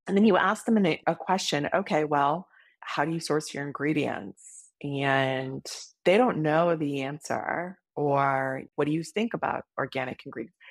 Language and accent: English; Hawaii, United States; moved away; I grew up in Hawaii